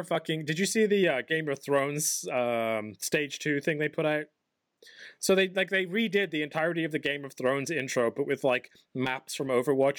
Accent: England, United Kingdom; I'm English

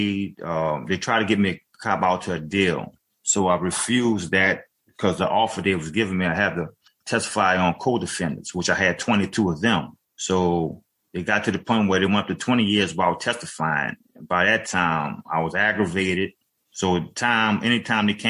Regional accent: New Orleans, Louisiana, United States; now in Avondale, United States; from 9 years old on, because I grew up in New Orleans in Seven Ward.

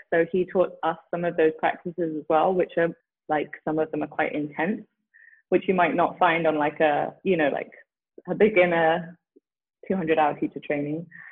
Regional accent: London, United Kingdom; now in Frederick, United States; growing up in london

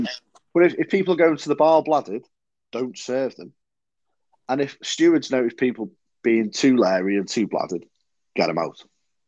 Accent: North Wales, United Kingdom; I know I'm from North Wales

